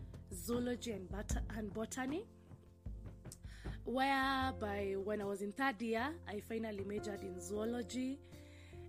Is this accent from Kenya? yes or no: yes; Ngong, Kajiado County, Kenya; I come from Kenya. Specifically Ngong, Kajiado County.